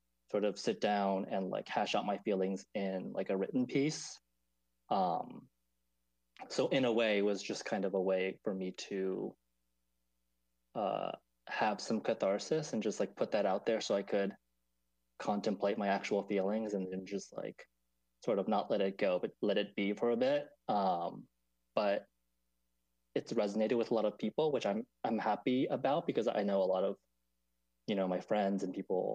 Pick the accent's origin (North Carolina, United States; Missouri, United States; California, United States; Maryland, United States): Maryland, United States; now in New York, United States; I'm a second generation Taiwanese American, and I grew up in Maryland, right outside of DC